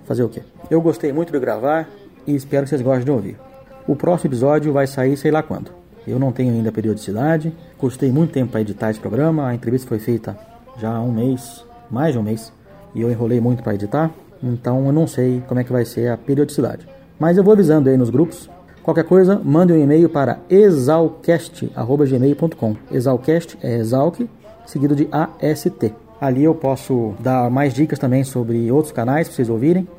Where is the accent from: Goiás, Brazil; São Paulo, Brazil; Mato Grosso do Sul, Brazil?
São Paulo, Brazil; Eu sou de São Paulo, criado aqui, cresci indo para fazenda